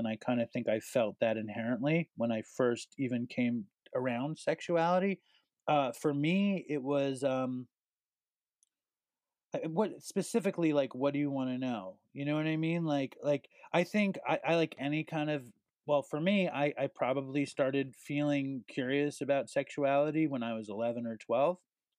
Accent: New York City, New York, United States; I was born and raised in Manhattan

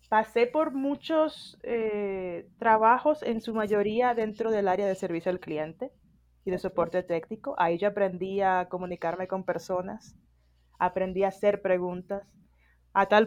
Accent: Dominican Republic; now in Mexico City, Mexico; yo soy dominicana

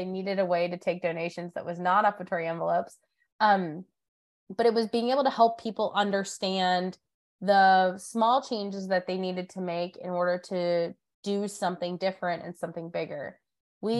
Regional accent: Diocese of Erie, Northwestern Pennsylvania, United States; moved away as an adult; also born or lived in North Carolina; now in Charlotte, United States; I grew up in the Diocese of Erie in Northwestern PA

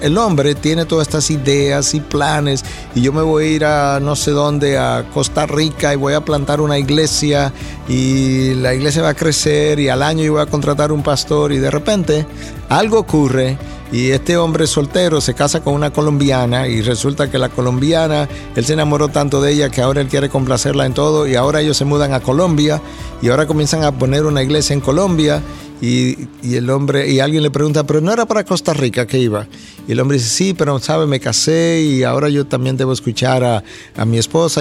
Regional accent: Santo Domingo, Dominican Republic; moved away as an adult; also born or lived in United States; Cuando yo salí de Santo Domingo, hace ya años atrás, me fui a Estados Unidos para nunca más regresar a mi país

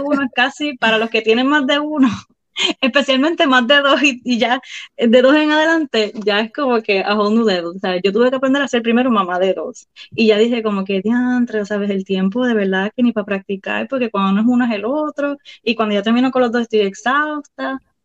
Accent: Puerto Rico; moved away as an adult; also born or lived in Sarasota, Florida / Miami, Florida; now in Clermont, United States

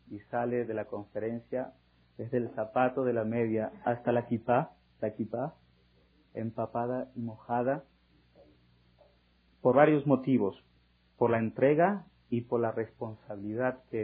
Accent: Argentina; now in Mexico; Yo soy argentino y escucho de las noticias de mi país natal y todo el mundo está queriendo ayudar a esta crisis y los judíos de aquí de México que tienen un grande corazón se juntaron para ayudar.

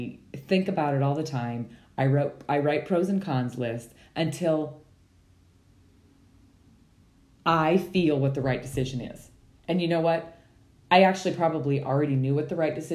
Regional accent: Montana, United States; I was raised in Montana

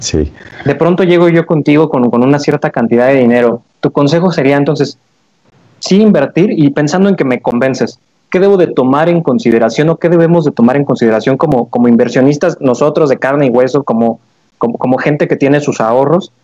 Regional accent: Mexico; como mexicanos

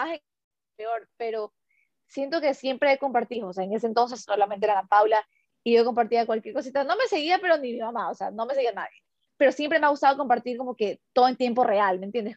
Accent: Ecuador; first language Spanish; moved away as an adult; somos ecuatorianos

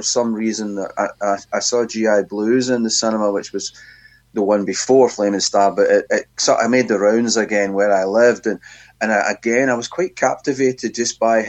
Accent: Glasgow, Scotland, United Kingdom; I grew up where indeed I still live, really, in Glasgow in Scotland

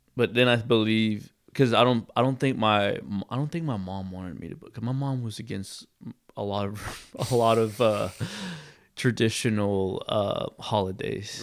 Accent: Texas, United States; I grew up in Texas

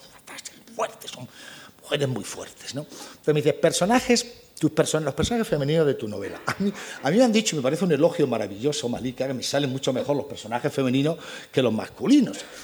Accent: Granada, Andalusia, Spain; Yo soy granadino, andaluz, español

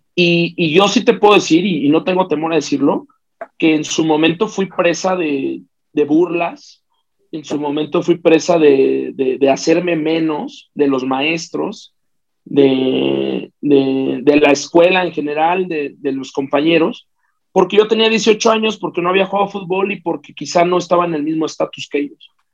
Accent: Mexico City, Mexico; Yo soy de la Ciudad de México, yo nací en Tlatelolco

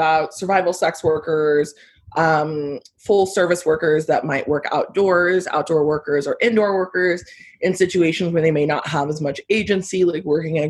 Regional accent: Houston, Texas, United States; now in Denton, United States

